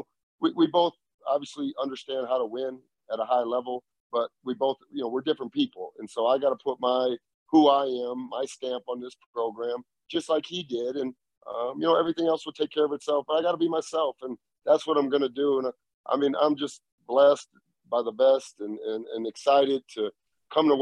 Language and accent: English; Dubuque, Iowa, United States; I was growing up in Dubuque, Iowa